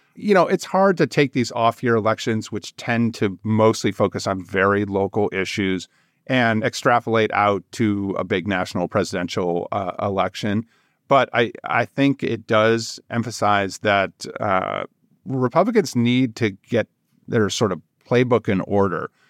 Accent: Virginia, United States; my home state of Virginia

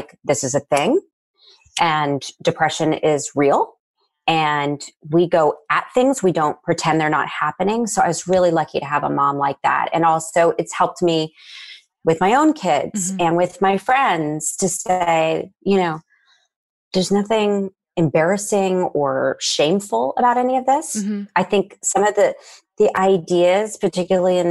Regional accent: Nashville, Tennessee, United States; I grew up in Nashville, Tennessee, which is a super normal childhood

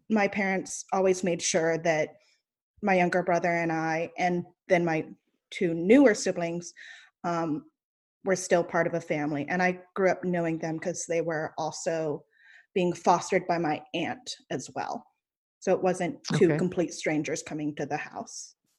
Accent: Brevard, North Carolina, United States; I grew up in Brevard, North Carolina, so it was a pretty small town

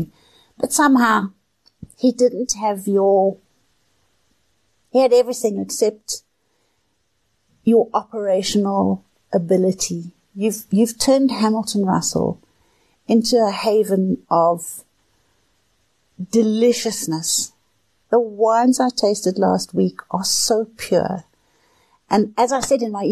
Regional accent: Johannesburg, Gauteng, South Africa; I was born in Johannesburg

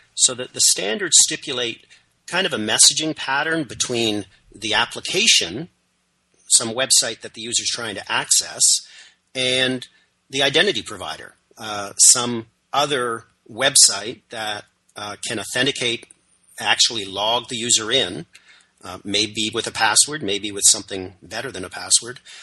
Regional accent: Canada; I'm, I'm Canadian, uh, proudly so, if somewhat apologetically.

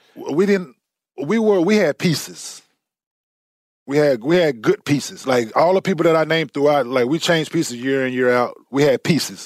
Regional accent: Dallas, Texas, United States; I grew up in Dallas

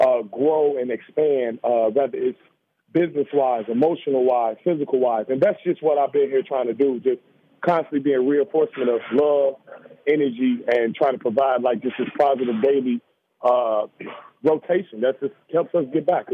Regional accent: Chicago, Illinois, United States; Just growing up in Chicago has not been an easy process for us.

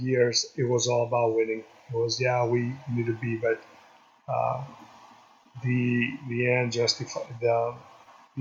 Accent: Greece; moved away; also born or lived in Chicago; we're growing up in Greece, we're more of a community kind

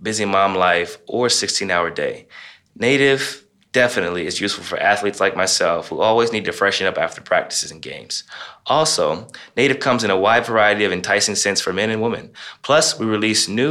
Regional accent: Ohio, United States; growing up in Ohio

